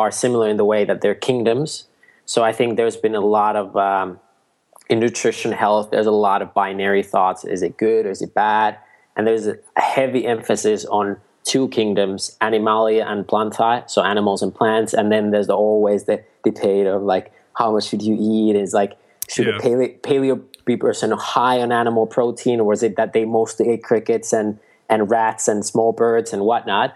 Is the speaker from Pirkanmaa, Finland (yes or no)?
yes; Nokia, Pirkanmaa, Finland; I grew up near Nokia, Finland, you know, like the phone